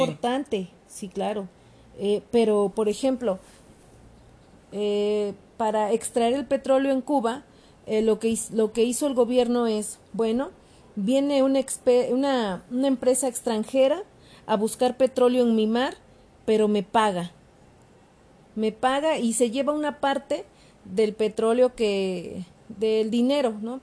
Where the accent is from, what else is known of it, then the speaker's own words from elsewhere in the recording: Mexico; yo también soy mexicana